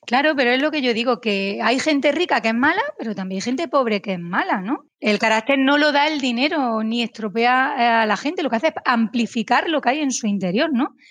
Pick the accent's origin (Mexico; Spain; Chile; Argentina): Spain; aquí en mi país, en España